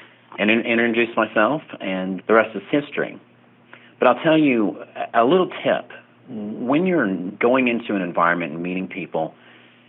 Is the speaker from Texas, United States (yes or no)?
no; Oklahoma, United States; moved away as an adult; also born or lived in Tulsa, Oklahoma; now in Las Vegas, United States; I was a Oklahoma native, born and raised in Oklahoma, and my 24 out of my 25 years as a paralegal was in Tulsa